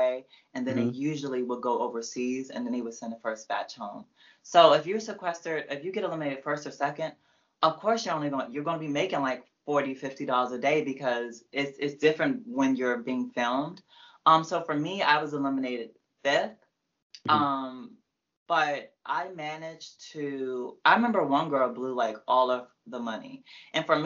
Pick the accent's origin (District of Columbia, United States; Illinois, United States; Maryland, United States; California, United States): Maryland, United States; Prince George's County; also born or lived in Laurel, Maryland / New Carrollton, Maryland / Fairmount Heights, Maryland; I'm from PG